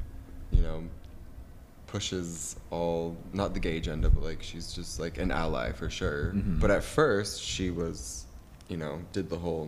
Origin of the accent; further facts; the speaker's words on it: Ohio, United States; I'm from Ohio, which for those of you who don't know is next to, what is it next to?